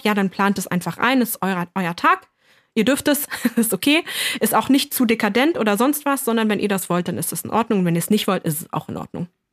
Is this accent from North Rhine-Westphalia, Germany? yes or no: no; Lower Saxony, Germany; now in East Germany; Ich bin ja aus Niedersachsen